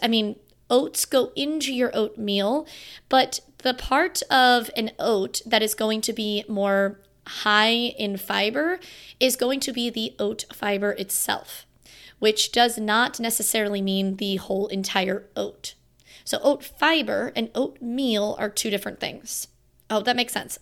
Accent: Florida, United States; now in Virginia, United States; my hometown in Florida

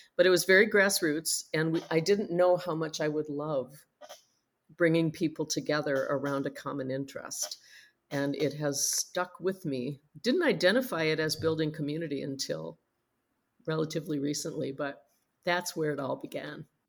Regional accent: Minnesota, United States; We're from Minnesota. It's very cold here in the winter

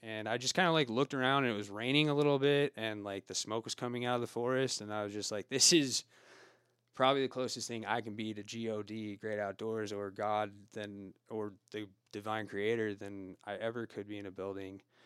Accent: Oregon, United States; now in Truckee, United States; I was born in Oregon

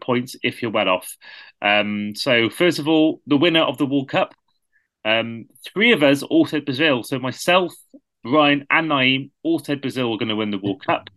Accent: Wales, United Kingdom; a Welshman

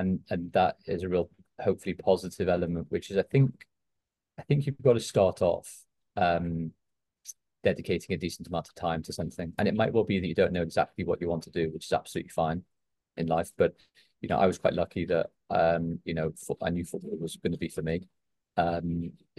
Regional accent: Liverpool, North West England, United Kingdom; I grew up in Liverpool as a big Liverpool fan

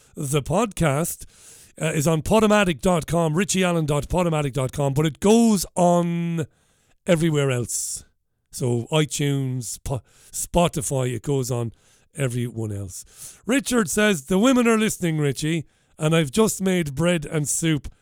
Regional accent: Waterford, Munster, Ireland; now in Salford, United Kingdom; where I grew up in Ballybeag in Waterford.

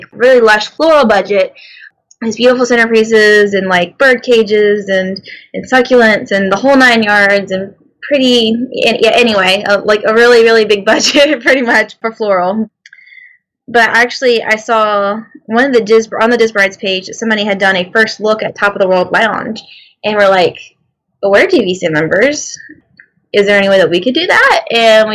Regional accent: Mobile, Alabama, United States; But we are both from Mobile, Alabama. And that being our hometown

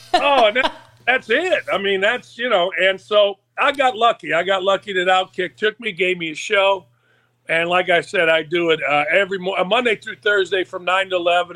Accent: Gary, Indiana, United States; moved away; I grew up outside of Chicago in Gary, Indiana

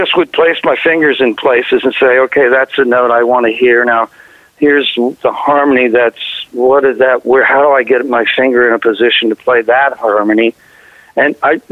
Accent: Covington, Kentucky, United States; I was born in Covington, Kentucky, which is right across the Ohio River from Cincinnati, Ohio

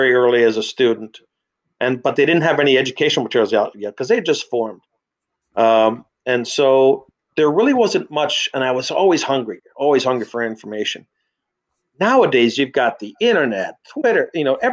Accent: Madison, Wisconsin, United States; moved away as an adult; also born or lived in Baltimore, Maryland; I came back here to where I grew up here in Madison, Wisconsin

